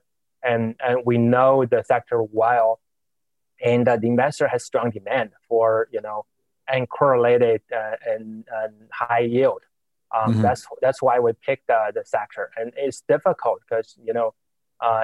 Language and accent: English; China; moved away as an adult; also born or lived in Beijing, China / Notre Dame, United States; now in New York, United States; So I grew up in China. I went to college in Beijing. I came to the States 20 years ago